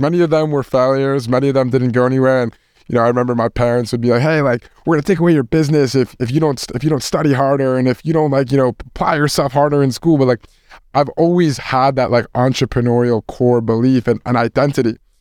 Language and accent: English; Westchester, New York, United States; I'm from Westchester.